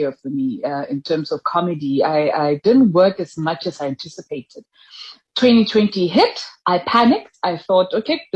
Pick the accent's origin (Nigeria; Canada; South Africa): South Africa; also born or lived in Mahikeng, North West / Thaba Nchu, Free State; So I grew up between Mafikeng and Tabantu, which were part of the Botswana homeland. That's where I grew up until it became Northwest and Free State.